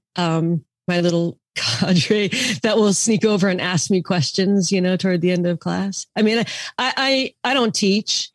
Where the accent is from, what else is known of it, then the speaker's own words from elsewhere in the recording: Seattle, Washington, United States; moved away; I grew up in Seattle